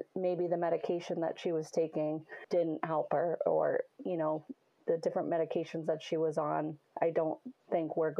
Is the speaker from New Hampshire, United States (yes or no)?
yes; Salem, New Hampshire, United States; I'm from Salem, New Hampshire, Little New Hampshire